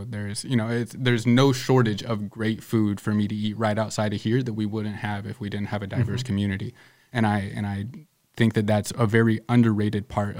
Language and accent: English; Northwest Iowa, United States; I say Northwest Iowa. And they're like, what's it like there? And I'm like, you know, I really like it because the city I live in is really diverse.